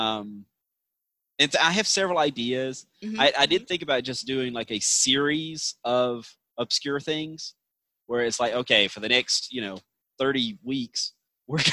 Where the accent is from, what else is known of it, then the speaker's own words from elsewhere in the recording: Georgia, United States; accent: Southern twang; I will hear that Southern twang in my voice